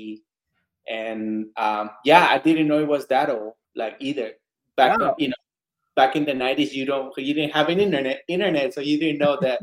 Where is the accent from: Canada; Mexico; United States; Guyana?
Mexico; moved away; I'm originally from Mexico